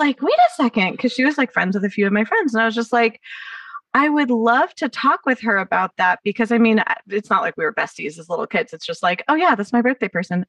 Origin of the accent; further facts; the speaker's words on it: Los Angeles, California, United States; accent: Valley Girl; I grew up in the Valley